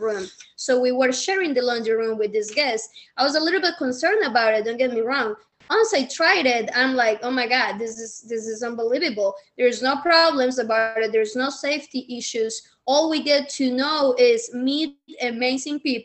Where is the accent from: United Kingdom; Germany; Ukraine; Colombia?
Colombia; Medellín, Antioquia; English is a second language; moved away as an adult; now in United States; I'm from Medellin, very humble beginnings, and I was seeking the American dream. So came here with nothing, didn't know English